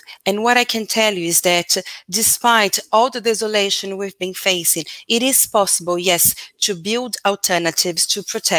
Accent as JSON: {"language": "English", "country": "Brazil", "said": "I come from Brazil, and now, sadly, we have as a president a far-right person, Bolsonaro"}